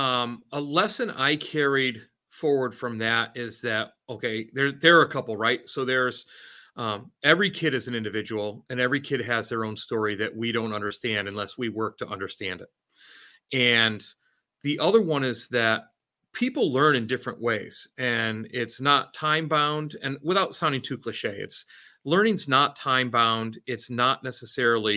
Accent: Oregon, United States; also born or lived in Connecticut; now in Massachusetts, United States; I'm originally from Oregon, but then I lived in Connecticut for a while

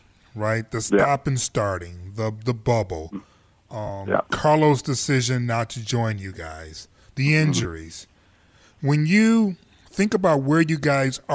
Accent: Canada; as a Canadian

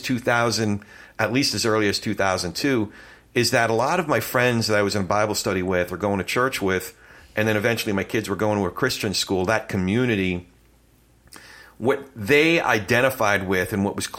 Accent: New Jersey, United States; moved away as an adult; also born or lived in New York; I grew up on the Jersey side, proud Jersey boy

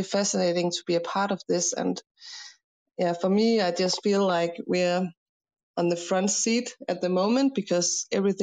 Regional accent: Denmark; I'm an architect from Denmark

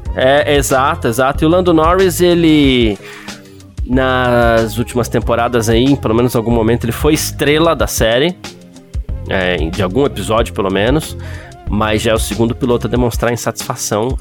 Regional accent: Brazil; a gente tem essa mania aqui no Brasil

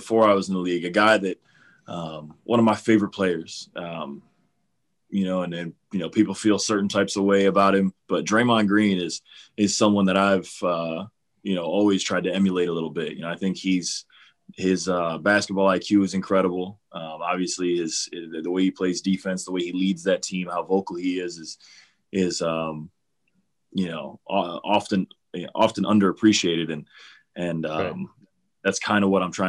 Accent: Cleveland, Ohio, United States; I grew up in Cleveland. I'm from here

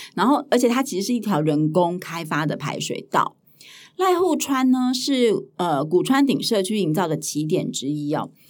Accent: Hualien County, Taiwan; 我是在花莲长大的

